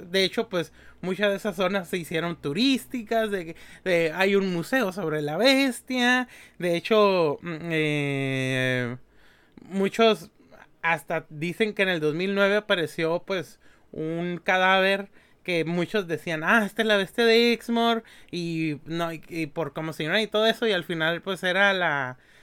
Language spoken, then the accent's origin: Spanish; Mexico; somos mexicanos